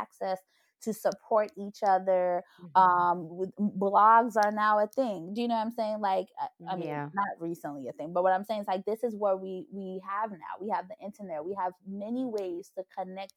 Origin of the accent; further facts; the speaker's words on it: Côte d’Ivoire; I was born in the Ivory Coast.